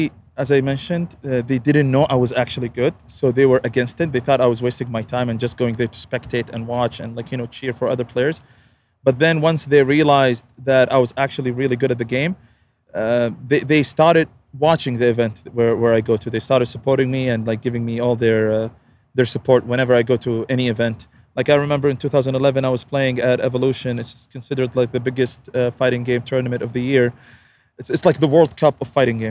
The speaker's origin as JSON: {"language": "English", "country": "Saudi Arabia", "also_born_or_lived": "United States", "said": "I'm from Saudi to the US."}